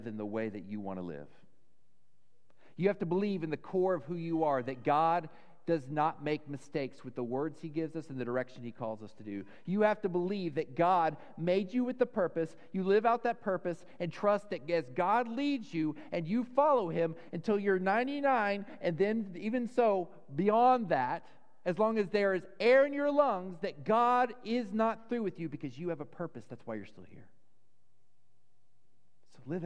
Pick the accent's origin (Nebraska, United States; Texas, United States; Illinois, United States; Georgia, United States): Texas, United States; Dallas; I grew up in Dallas.